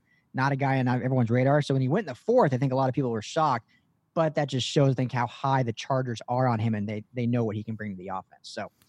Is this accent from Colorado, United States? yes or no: yes; Colorado, United States; moved away; You know, I'm from Colorado originally